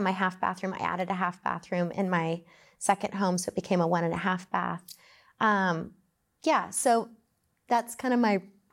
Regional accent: Wisconsin, United States; We grew up in Wisconsin, pastor's family, very low income because you're a ministry family

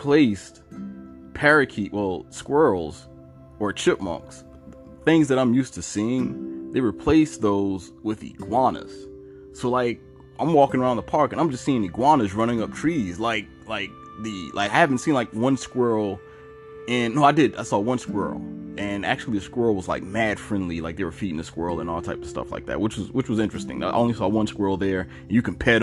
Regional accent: Savannah, Georgia, United States; also born or lived in New York / Atlanta; I'm from Georgia. I was born in New York, but I was raised in Georgia, Savannah

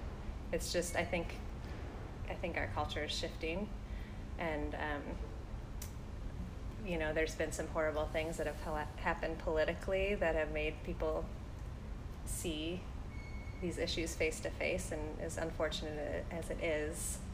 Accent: Midwest, United States; I grew up in the Midwest, and I have the mentality of, like, you take your cards that you're dealt, and you just deal with them.

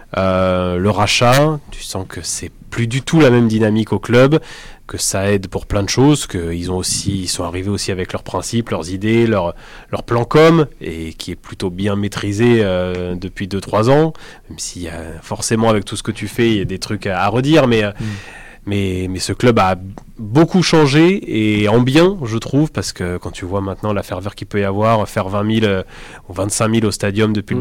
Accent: Limoges, Nouvelle-Aquitaine, France; moved away as an adult; now in Toulouse, France; Je viens de Limoges

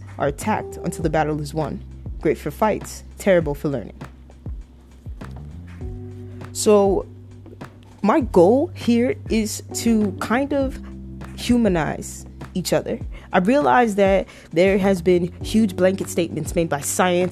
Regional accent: Toronto, Ontario, Canada; I was raised in Toronto, Canada.

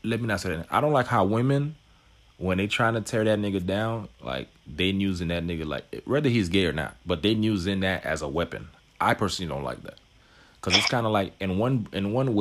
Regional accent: Haiti; moved away; we're both from Haiti

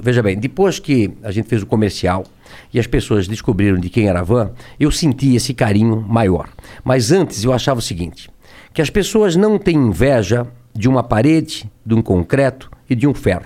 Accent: Brusque, Santa Catarina, Brazil; Eu nasci em Brusque, é, Santa Catarina, uma cidade pequena hoje

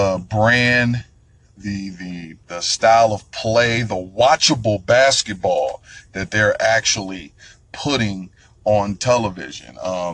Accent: Detroit, Michigan, United States; I'm from Detroit, Michigan, 313.

